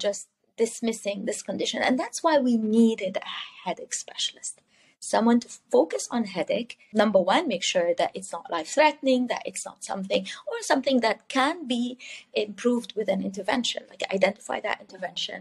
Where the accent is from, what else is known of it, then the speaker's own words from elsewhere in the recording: Jordan; moved away as an adult; also born or lived in Dubai / Cyprus; now in Canada; I'm originally from the Middle East. I grew up born and raised in the Middle East, in Jordan